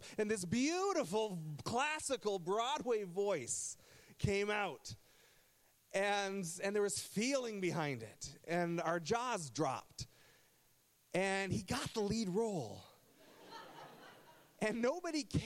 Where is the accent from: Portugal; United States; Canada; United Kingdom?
Canada; Burlington, Ontario; now in Essex County, Canada; I grew up in Burlington, Ontario, and I went to Nelson High School